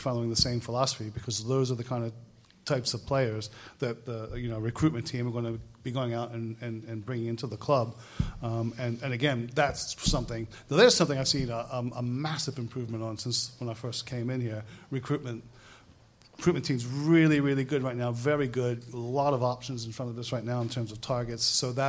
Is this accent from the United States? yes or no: yes; United States; moved away as an adult; now in United Kingdom; I'm not Canadian, so it's nothing to do with that. I'm American, so there was no hidden agenda. I'm really from Belfast.